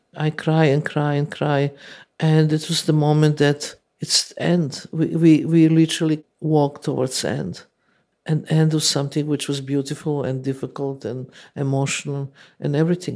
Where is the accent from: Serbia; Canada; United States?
Serbia; English is a second language; moved away as an adult